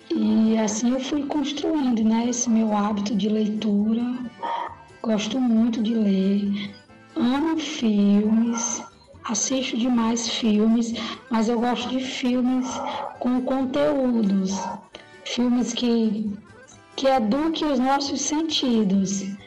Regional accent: Jaguaruana, Ceará, Brazil; moved away as an adult; now in Fortaleza, Brazil; Eu nasci em Jaguaruana há 40 anos atrás. Sou filha de lá, de Jaguaruana. Vim para Fortaleza

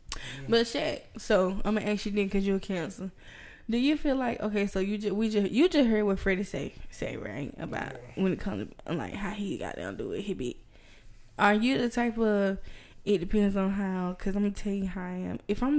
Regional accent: Roberta, Georgia, United States; I'm from Roberta. They ain't never cooked that shit like that.

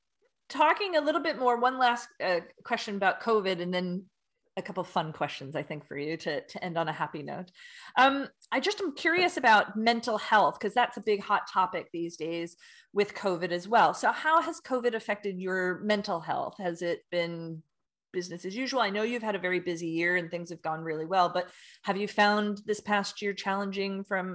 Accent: United States; moved away; as an American living abroud

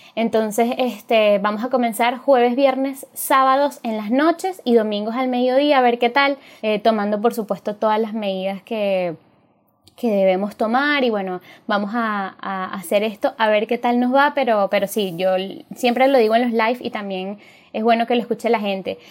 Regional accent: Venezuela; todos somos venezolanos

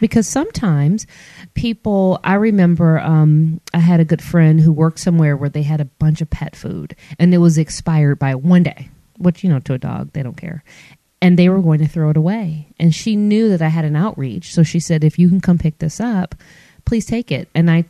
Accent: Michigan, United States; now in Alabama, United States; because I'm not from here. I'm from Michigan. And so all of my immediate family's in Michigan.

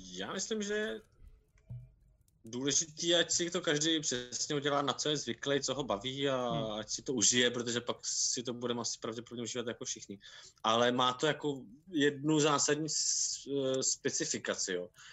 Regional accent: Karlovy Vary, Karlovy Vary Region, Czechia; já jsem vyrůstal v Karlových Varech

